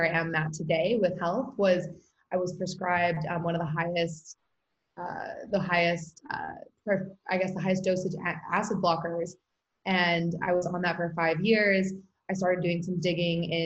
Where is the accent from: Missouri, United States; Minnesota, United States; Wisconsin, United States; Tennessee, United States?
Missouri, United States; St. Louis; moved away as an adult; also born or lived in Taipei, Taiwan / Florida / Austin, Texas / Australia; now in Venice, California, United States; I grew up and went to high school in St. Louis